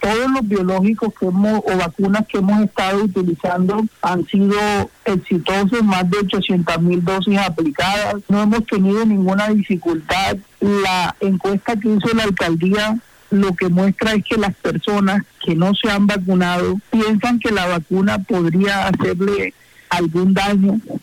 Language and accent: Spanish; Barranquilla, Atlántico, Colombia; moved away as an adult; now in United States; en mi tierra, en la Arenosa